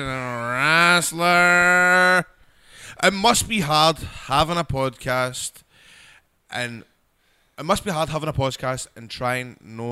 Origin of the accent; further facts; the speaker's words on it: United Kingdom; as a British wrestler